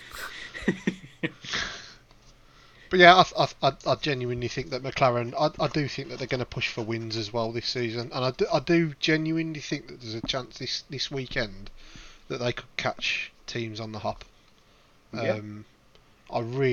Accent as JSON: {"language": "English", "country": "United Kingdom", "said": "we're all British"}